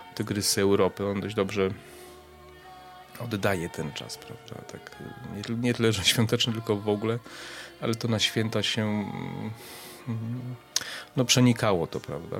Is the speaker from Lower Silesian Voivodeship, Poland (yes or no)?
no; Przemyśl, Subcarpathian Voivodeship, Poland; pochodzę z Przemyśla, mieszkaliśmy w takim mieszkaniu na parterze